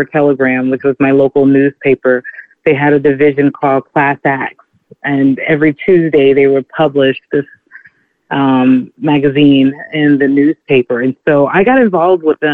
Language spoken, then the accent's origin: English; Texas, United States; moved away as an adult; now in New York City, United States; I'm originally from Texas. I grew up like a child of the media